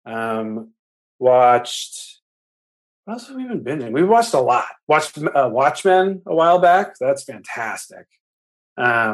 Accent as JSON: {"language": "English", "area": "the Bay Area", "region": "California", "country": "United States", "tie": "born or raised there", "said": "We grew up in the Bay."}